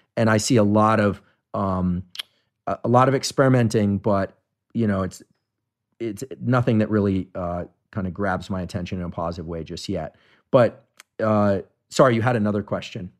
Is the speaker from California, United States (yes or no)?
yes; Bay Area, California, United States; I grew up in the Bay Area